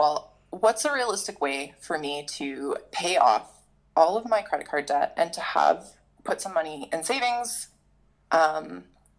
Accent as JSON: {"language": "English", "region": "Southern Ontario", "country": "Canada", "tie": "born or raised there", "said": "I grew up in Southern Ontario."}